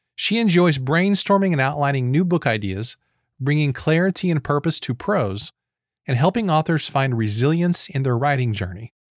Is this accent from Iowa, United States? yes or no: no; Missouri, United States; I'm from Missouri